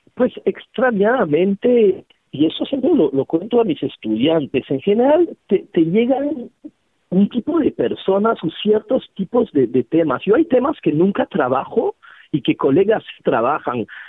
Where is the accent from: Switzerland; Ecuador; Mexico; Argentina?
Switzerland; Geneva; now in Peru; Nací en una ciudad súper extraña, además, yo soy de Ginebra